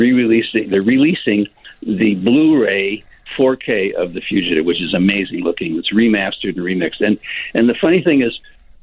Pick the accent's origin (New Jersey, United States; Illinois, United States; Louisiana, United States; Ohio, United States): Illinois, United States; Chicago; moved away as an adult; also born or lived in San Francisco / Berkeley / Los Angeles; now in Santa Barbara, United States; we're from Chicago.